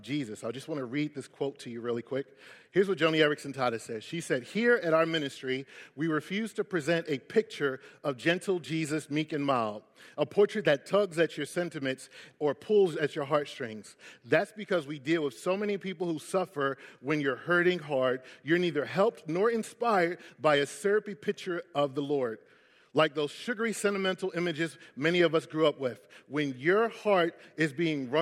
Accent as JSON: {"language": "English", "town": "Philadelphia", "region": "Pennsylvania", "country": "United States", "tie": "born or raised there", "said": "I'm from West Philly"}